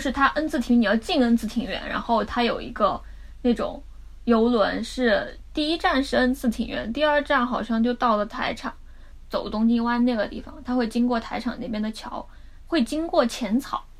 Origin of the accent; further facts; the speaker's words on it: Sichuan, China; 作为一个四川人